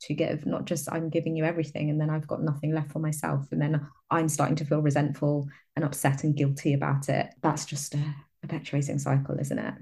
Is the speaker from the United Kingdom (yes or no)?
yes; London, United Kingdom; moved away as an adult; now in Exeter, United Kingdom; I grew up in London and I recently moved to the southwest. I live in Exeter in Devon now